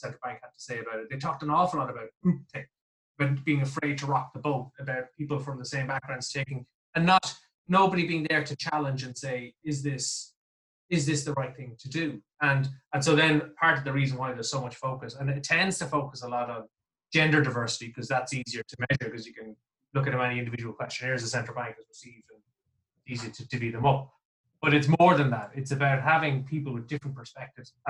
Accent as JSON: {"language": "English", "area": "near Navan, County Meath", "region": "Leinster", "country": "Ireland", "said": "I say I'm from Navan, but I'm not really. I'm from the countryside, 7 miles outside"}